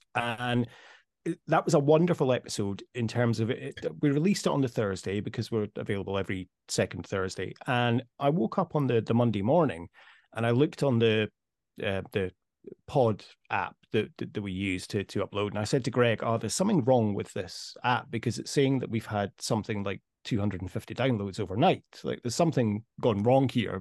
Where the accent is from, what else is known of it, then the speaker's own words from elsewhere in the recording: Scotland, United Kingdom; moved away as an adult; also born or lived in Dubai; now in Amsterdam, Netherlands; we're both so proud to be Scottish